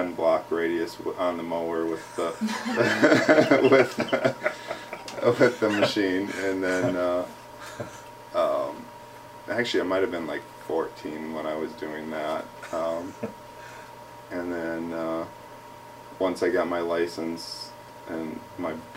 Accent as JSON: {"language": "English", "town": "Minnetonka", "region": "Minnesota", "country": "United States", "tie": "born or raised there", "also_born_or_lived": "Hopkins, Minnesota", "said": "born and raised in Minnesota"}